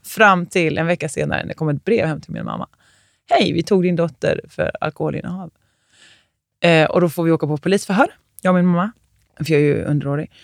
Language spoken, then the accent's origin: Swedish; Småland, Sweden; Jag är från Småland